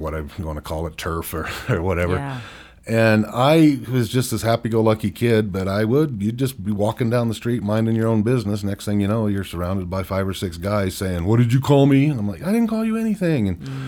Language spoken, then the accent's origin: English; Bakersfield, California, United States; now in Utah, United States; And growing up in Bakersfield, California was kind of an interesting thing there.